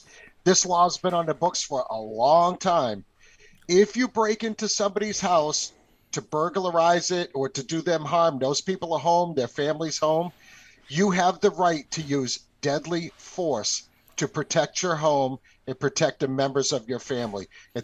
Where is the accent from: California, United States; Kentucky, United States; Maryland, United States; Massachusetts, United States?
Kentucky, United States; And the funny thing is that originally I am from Kentucky.